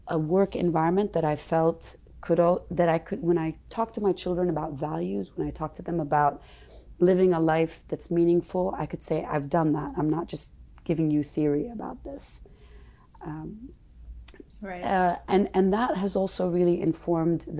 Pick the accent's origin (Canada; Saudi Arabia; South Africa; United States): Saudi Arabia; growing up in Saudi, I wanted to become a doctor